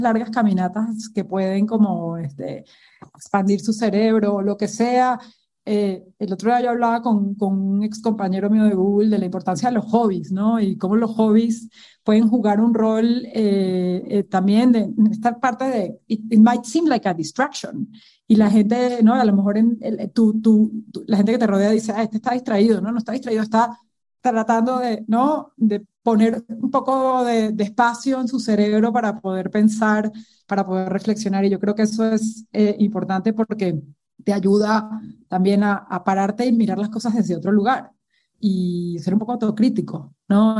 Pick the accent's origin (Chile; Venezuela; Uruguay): Venezuela; moved away as an adult; now in Mexico; yo crecí en un entorno súper tradicional, ¿no? En Venezuela